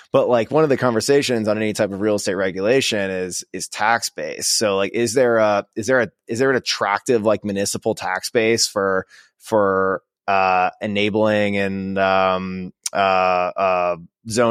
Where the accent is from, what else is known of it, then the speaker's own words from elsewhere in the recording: Florida, United States; a waterfront manufactured home community in my hometown in Florida